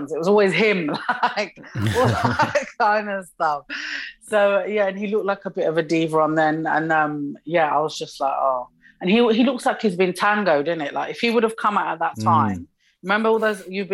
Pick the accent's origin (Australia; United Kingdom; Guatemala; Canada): United Kingdom; also born or lived in Morocco; I'm obviously British and Moroccan